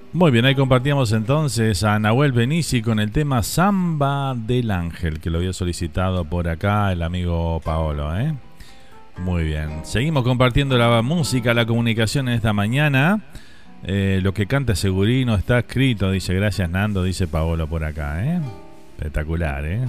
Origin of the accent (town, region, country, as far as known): Uruguay; now in Miami, United States